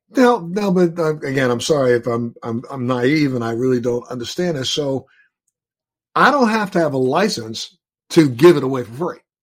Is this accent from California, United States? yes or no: no; Maryland, United States; moved away; I'm from Maryland originally